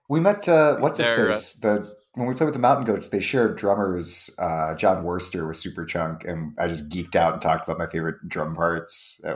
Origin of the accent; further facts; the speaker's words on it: East Coast, United States; I'm from the East Coast, so it's a nice homecoming.